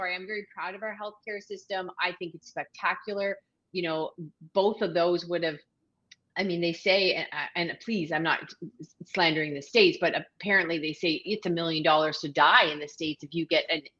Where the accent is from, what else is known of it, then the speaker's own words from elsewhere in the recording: Canada; also born or lived in Ontario; now in Prince Edward Island, Canada; I'm a Canadian